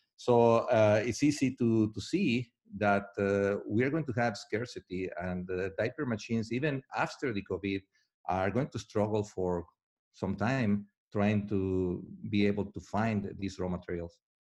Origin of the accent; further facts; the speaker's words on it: Mexico; I'm from Mexico